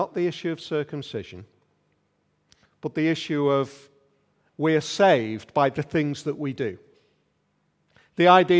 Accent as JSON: {"language": "English", "town": "Liverpool", "region": "North West England", "country": "United Kingdom", "moved": "yes", "lives_now": "Yorkshire, United Kingdom", "said": "It was a bit like that for us 23 years ago when we came over here from Liverpool, when we arrived in Yorkshire and it was all totally different."}